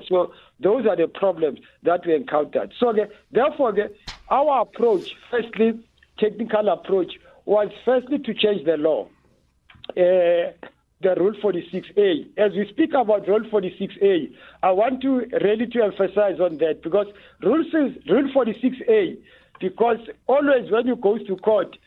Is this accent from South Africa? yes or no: yes; South Africa; as a South African